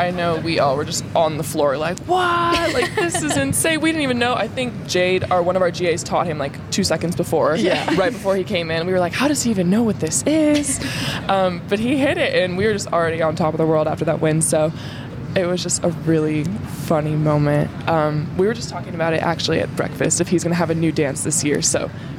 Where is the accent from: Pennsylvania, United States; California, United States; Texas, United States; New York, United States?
California, United States; I'm from California